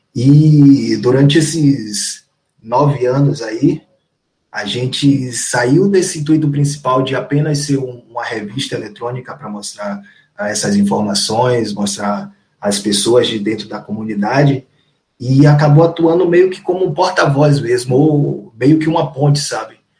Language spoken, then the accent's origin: Portuguese; Salvador, Bahia, Brazil; eu sou lá do Nordeste de Amaralina, mais precisamente